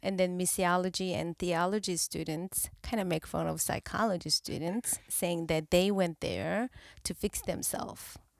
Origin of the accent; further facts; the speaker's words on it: South Korea; English is a second language; moved away as an adult; now in California, United States; I grew up in Korea until twenty-nine